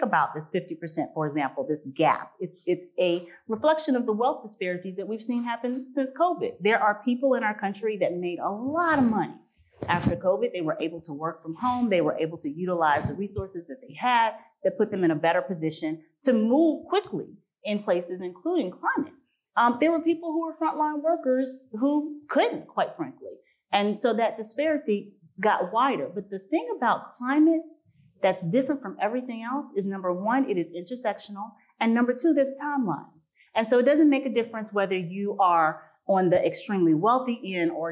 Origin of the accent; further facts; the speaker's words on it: Mississippi, United States; I'm from Mississippi